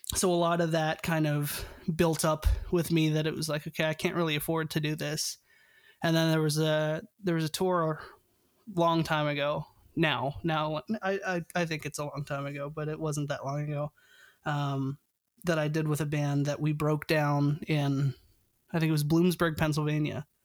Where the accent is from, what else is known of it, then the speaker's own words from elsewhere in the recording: Canada; I'm Canadian